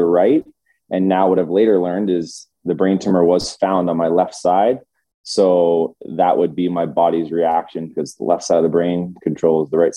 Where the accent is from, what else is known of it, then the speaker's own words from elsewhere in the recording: London, Ontario, Canada; I grew up in London, Ontario